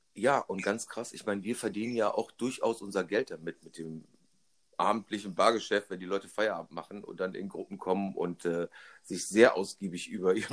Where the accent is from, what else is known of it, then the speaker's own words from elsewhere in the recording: Rhineland, Germany; accent: Rhenish; ich habe nie diesen rheinischen Makel weggekriegt, nämlich das Licht nicht aussprechen zu können